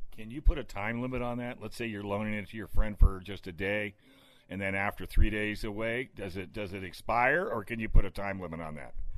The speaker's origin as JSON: {"language": "English", "region": "California", "country": "United States", "said": "I'm from California"}